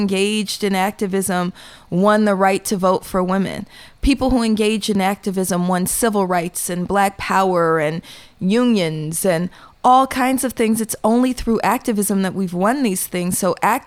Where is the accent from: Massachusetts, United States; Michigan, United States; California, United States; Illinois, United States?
California, United States; Oakland; I'm from Oakland, and I was born in the 70s